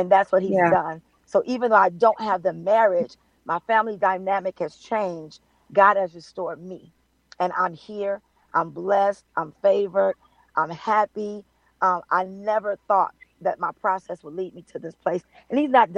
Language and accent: English; Compton, California, United States; also born or lived in Carson, California; I'm from California. I'm a Compton, Carson girl